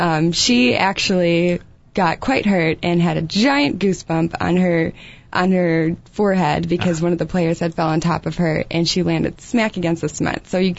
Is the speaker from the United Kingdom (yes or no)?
yes; England, United Kingdom; born there; I was born in England.